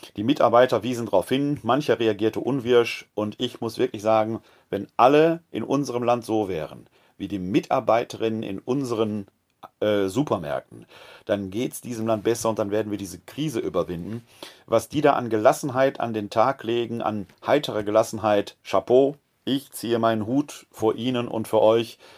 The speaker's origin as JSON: {"language": "German", "region": "West Germany", "country": "Germany", "lives_now": "Wuppertal, Germany", "said": "als äh, Westdeutscher"}